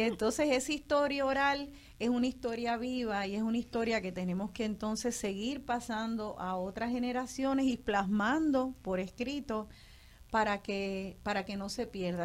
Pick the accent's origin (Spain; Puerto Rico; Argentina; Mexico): Puerto Rico; nosotros nos conozcamos como boricuas